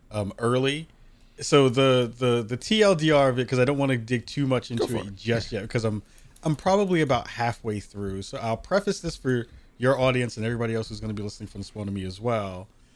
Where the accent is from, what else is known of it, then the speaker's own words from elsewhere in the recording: Bronx, New York, United States; And I'm from the Bronx, so that tells you a lot.